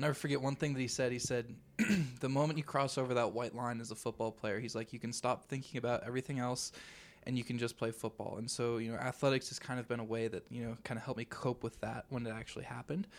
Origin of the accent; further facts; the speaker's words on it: Arvada, Colorado, United States; I'm actually from Arvada, Colorado.